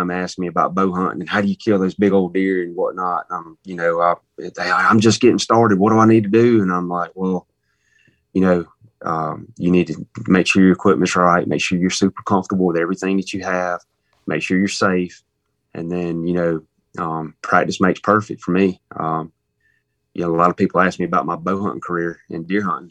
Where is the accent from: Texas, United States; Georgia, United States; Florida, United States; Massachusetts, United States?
Georgia, United States; Warren County; that's where I killed my first deer, Warren County. Graduated in Warren County, okay. Broward Academy.